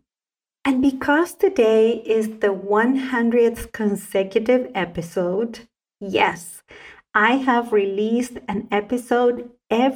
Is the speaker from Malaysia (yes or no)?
no; Salta, Argentina; first language Spanish; English is a second language; I was a very young child growing up in the province of Salta in northern Argentina